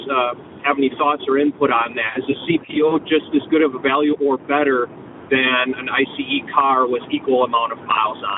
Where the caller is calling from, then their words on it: Wadsworth, Illinois, United States; I'm calling from Wadsworth, Illinois, which is a far, far northern suburb of Chicago